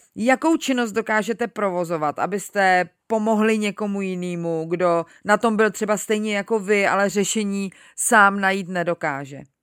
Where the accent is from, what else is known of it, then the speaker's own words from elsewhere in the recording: Czechia; tady u nás v Čechách